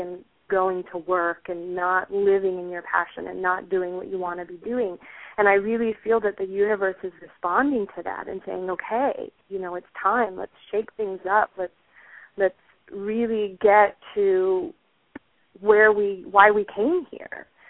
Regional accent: Puerto Rico; moved away; I am originally from Puerto Rico

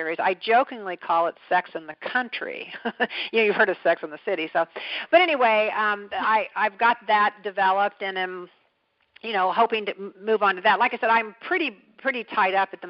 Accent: Kansas, United States; also born or lived in Kentucky; I lived a lot of my life in Kansas

